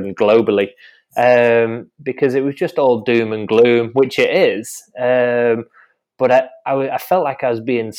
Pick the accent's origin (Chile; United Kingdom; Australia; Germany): United Kingdom; the north of England; accent: northern; In my northern accent from northern England